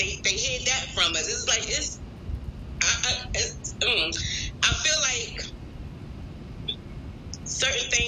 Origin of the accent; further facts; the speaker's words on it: Philadelphia, Pennsylvania, United States; moved away; also born or lived in the South (US); I'm from Philadelphia.